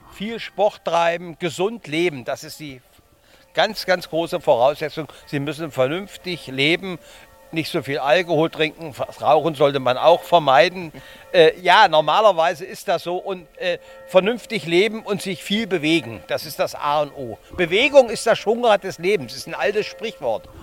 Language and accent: German; Kassel, Hesse, Germany; Wir kommen aus Kassel